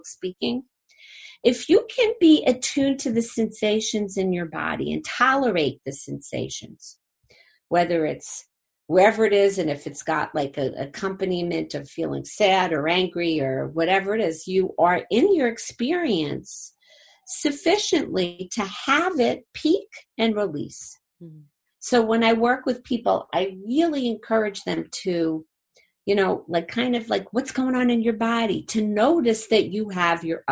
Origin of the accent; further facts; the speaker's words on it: Jersey City, New Jersey, United States; I'm from Jersey City